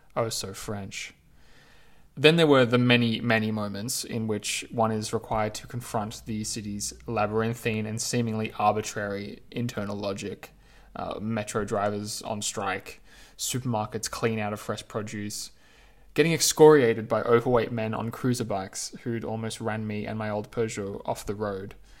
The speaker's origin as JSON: {"language": "English", "country": "Australia", "moved": "yes", "lives_now": "Paris, France", "said": "I'm an Australian, after all, a product of the misty Southeast"}